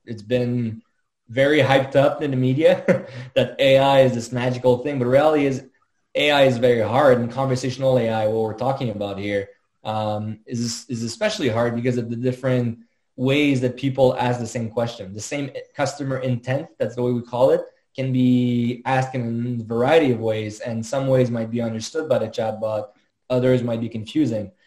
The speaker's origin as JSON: {"language": "English", "town": "Montreal", "region": "Quebec", "country": "Canada", "tie": "born or raised there", "said": "born and raised in Montreal, as, as you realize with the French name, uh, French-Canadian, proud French-Canadian"}